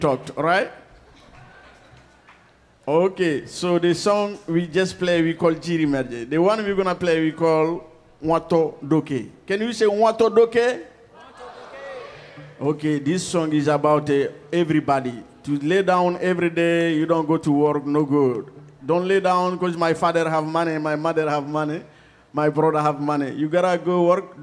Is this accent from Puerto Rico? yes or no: no; Mali; now in United States; from Mali, West Africa, and I'm a griot